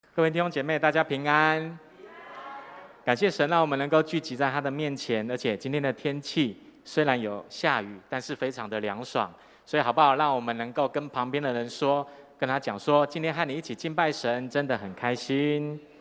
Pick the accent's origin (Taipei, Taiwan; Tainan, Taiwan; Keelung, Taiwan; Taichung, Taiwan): Tainan, Taiwan; moved away; also born or lived in northern Taiwan; 我的故乡台南，哈，有一间很有名的学校，这间大学叫做成功大学，叫成大